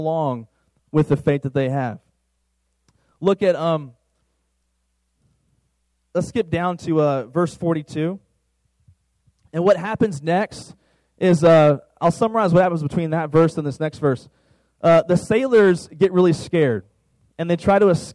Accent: Virginia, United States; now in Dallas-Fort Worth, United States; where I'm from, Virginia

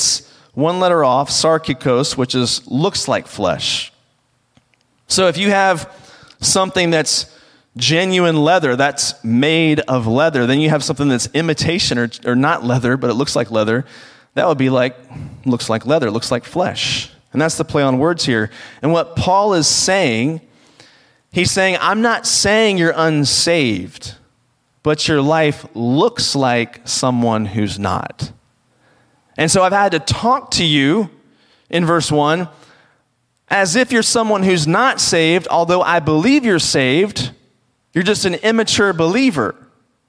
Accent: rural Virginia, United States; I grew up around the Washington, D.C. area because it sounds cooler than where I actually did grow up, which is in the rural part of Virginia. And because the reality is I grew up on a farm

